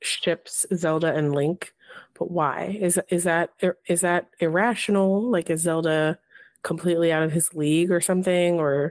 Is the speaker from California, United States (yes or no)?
yes; Los Angeles County, California, United States; I grew up in like cowboy country, Los Angeles County, like the West